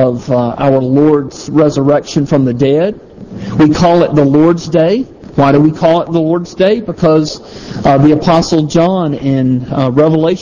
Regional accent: the South, United States; I'm from the South

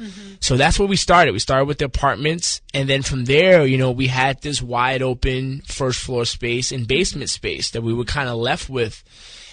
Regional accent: New York City, New York, United States; now in Wilmington, United States; I'm born and raised in the Bronx

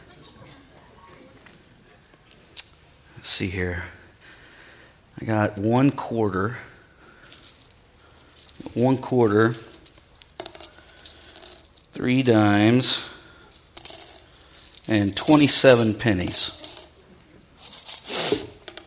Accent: Ohio, United States; I'm from Ohio

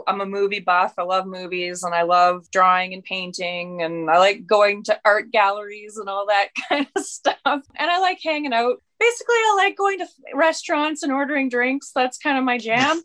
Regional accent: southern Manitoba, Canada; now in Red Deer, Canada; we're both from very, very remote small towns in southern Manitoba

